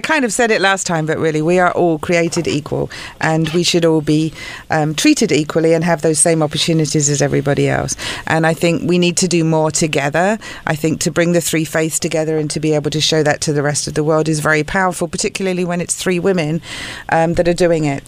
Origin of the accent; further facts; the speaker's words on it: United Kingdom; moved away as an adult; now in United States; I'm British, so coming from a country where church and state are not separate